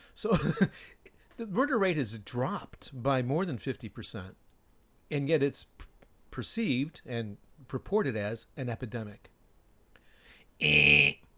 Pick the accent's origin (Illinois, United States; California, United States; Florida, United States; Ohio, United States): Illinois, United States; Chicago; moved away as an adult; now in Japan; my hometown